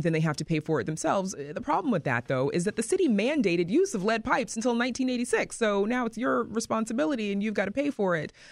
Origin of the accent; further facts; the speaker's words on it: Mississippi, United States; now in Chicago, United States; I'm originally from Mississippi